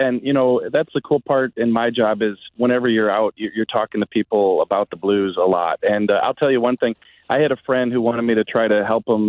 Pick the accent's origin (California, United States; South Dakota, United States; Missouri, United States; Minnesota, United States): Missouri, United States; St. Louis; And listen, I grew up in St. Louis. I've lived here my entire life, 48 years. I've lived in a 20-mile radius.